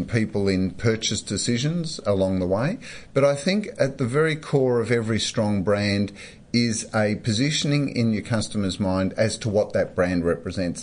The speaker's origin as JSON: {"language": "English", "town": "Melbourne", "region": "Victoria", "country": "Australia", "tie": "born or raised there", "said": "growing up in Melbourne, you have to have an AFL team"}